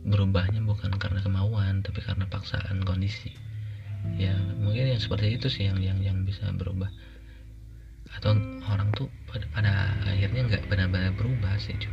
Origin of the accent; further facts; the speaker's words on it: Subang, West Java, Indonesia; aku kuliah di Bandung uh, dan dan itu rantau karena aku aslinya Subang